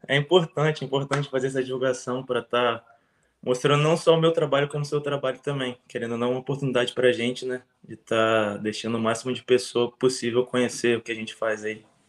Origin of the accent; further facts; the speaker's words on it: Aracruz, Espírito Santo, Brazil; moved away as an adult; also born or lived in Minas Gerais / Vitória, Espírito Santo / United States; eu sou de Aracruz, no Espírito Santo